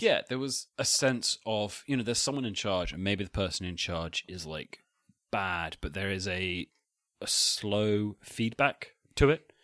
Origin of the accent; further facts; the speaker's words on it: Salisbury, South West England, United Kingdom; I'm from Salisbury